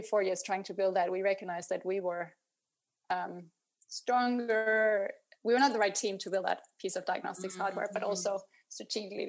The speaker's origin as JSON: {"language": "English", "country": "Denmark", "tie": "born or raised there", "also_born_or_lived": "London", "moved": "as an adult", "lives_now": "Berlin, Germany", "said": "I was born in Denmark 41 years ago and living in Berlin. Been living here for 9 years. So I'm an immigrant."}